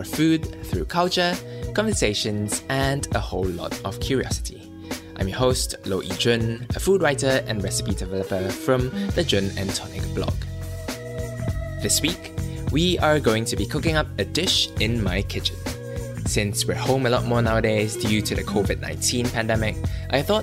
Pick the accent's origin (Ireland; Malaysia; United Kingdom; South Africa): Malaysia; as a kid growing up in Malaysia.